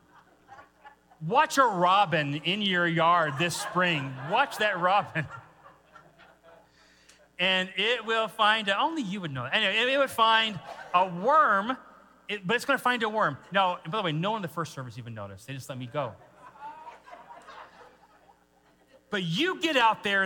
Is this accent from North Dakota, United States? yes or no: no; Washington, United States; moved away; I grew up in Washington State, so that was West Coast.